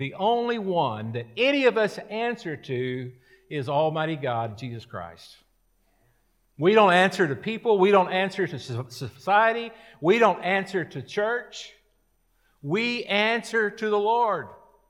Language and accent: English; United States; born there; I was born in America. I was born with opportunity. Now, I was born into an enlisted Air Force family.